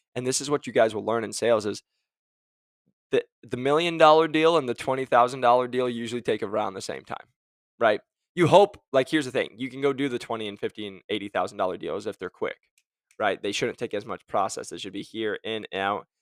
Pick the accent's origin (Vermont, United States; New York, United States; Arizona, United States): Arizona, United States; I'm from Arizona